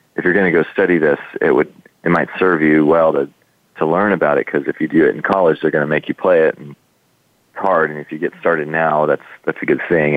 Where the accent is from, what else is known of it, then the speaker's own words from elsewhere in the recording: Texas, United States; I grew up in Texas